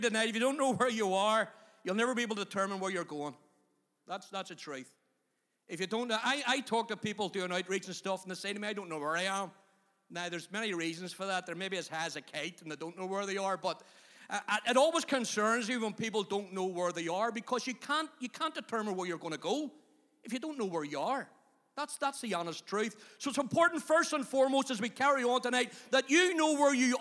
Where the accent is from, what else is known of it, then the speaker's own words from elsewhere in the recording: Belfast, Northern Ireland, United Kingdom; moved away as an adult; also born or lived in Magherabuoy; I came originally from Tigers Bay up to McGarbury